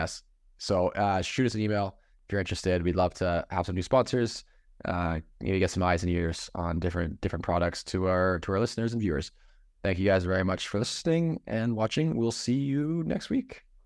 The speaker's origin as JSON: {"language": "English", "country": "Canada", "moved": "yes", "lives_now": "Michigan, United States", "said": "as a Canadian living in Michigan, I have an accent"}